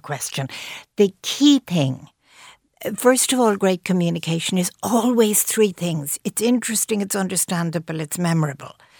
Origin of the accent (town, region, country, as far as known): Ireland